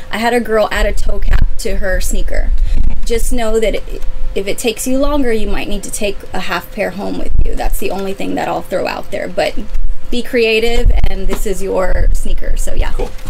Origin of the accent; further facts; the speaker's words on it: San Antonio, Texas, United States; I'm from San Antonio and I worked for Steve Madden at his retail store.